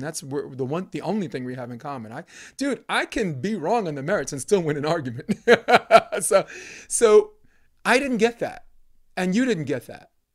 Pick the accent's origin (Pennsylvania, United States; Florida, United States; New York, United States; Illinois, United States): New York, United States; New York City; now in California, United States; growing up in New York, Brooklyn, Flatbush Avenue